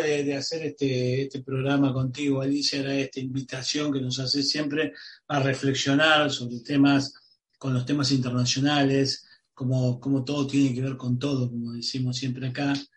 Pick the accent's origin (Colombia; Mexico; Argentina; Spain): Argentina